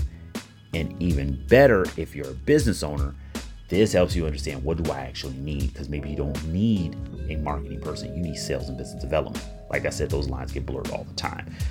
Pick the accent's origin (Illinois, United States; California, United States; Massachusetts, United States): Illinois, United States; Chicago; right here in my hometown, Chicago, Illinois